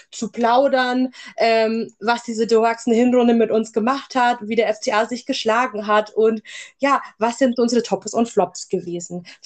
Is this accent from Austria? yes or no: no; Bavaria, Germany; moved away; Und ich komme aus dem Landkreis Augsburg, wohne aber seit 2014 im fernen Ostwestfalen